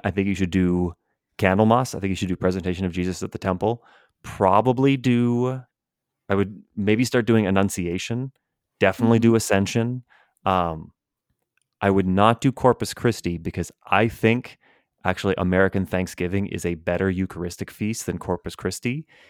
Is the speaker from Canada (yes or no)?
yes; Edmonton, Alberta, Canada; So it's funny growing up in Canada, in the public school system in Edmonton, Alberta, there are two elementary schools that are German immersion schools